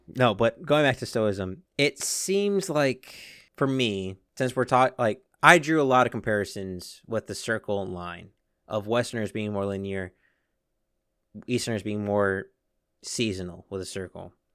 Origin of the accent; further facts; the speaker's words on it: United States; I'm an American